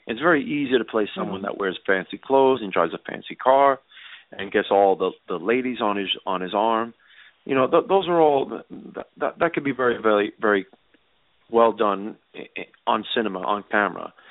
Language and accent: English; New York City, New York, United States; I grew up in New York City